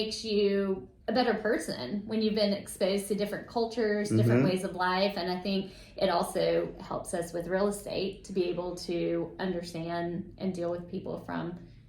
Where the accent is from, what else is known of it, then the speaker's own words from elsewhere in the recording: United States; I am so very American.